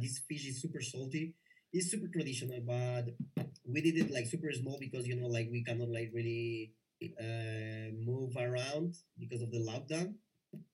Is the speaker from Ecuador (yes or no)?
yes; Ecuador; English is a second language; I'm from Ecuador